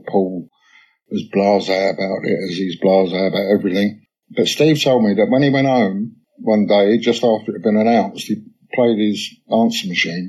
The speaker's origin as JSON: {"language": "English", "region": "London", "country": "United Kingdom", "tie": "born or raised there", "said": "where I was brought up in London, It was a place called Kensal Green"}